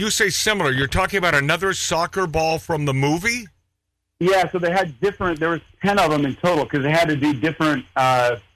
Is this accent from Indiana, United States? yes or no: yes; Shipshewana, Indiana, United States; moved away as an adult; also born or lived in Auburn, Indiana; now in Beverly Hills, United States; I grew up in Shipshewana, Indiana